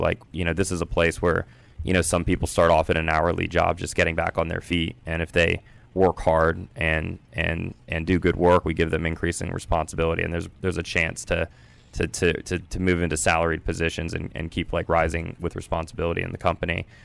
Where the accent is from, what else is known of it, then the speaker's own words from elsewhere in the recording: Culpeper, Virginia, United States; I grew up in Culpeper, Virginia